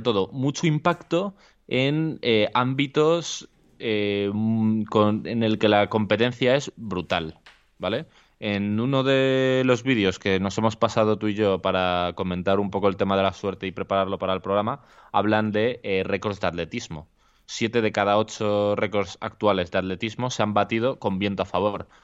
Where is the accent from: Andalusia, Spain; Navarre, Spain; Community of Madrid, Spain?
Community of Madrid, Spain; Alcorcón; yo soy de Alcorcón